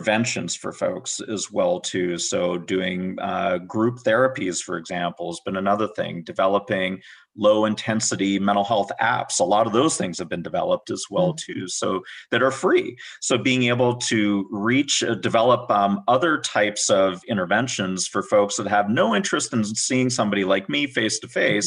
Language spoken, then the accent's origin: English; Vancouver, British Columbia, Canada; now in United States; I'm from Vancouver, British Columbia